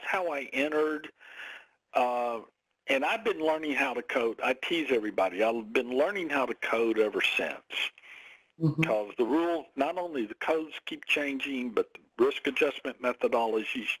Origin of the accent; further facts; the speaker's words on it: the South, United States; I'm from the South. We say here in the South, I'm fixing to go somewhere